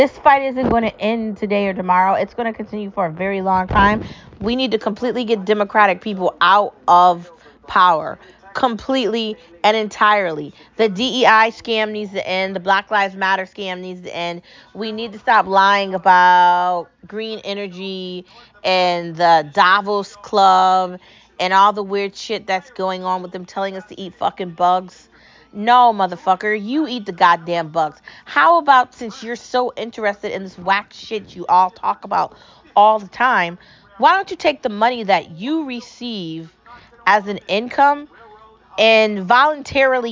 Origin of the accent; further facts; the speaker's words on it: United States; I'm American